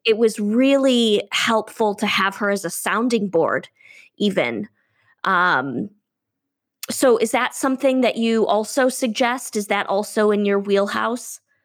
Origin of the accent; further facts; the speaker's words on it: Midwest, United States; moved away; also born or lived in California; I grew up in the Midwest, which, you know, is embedded, it's middle America.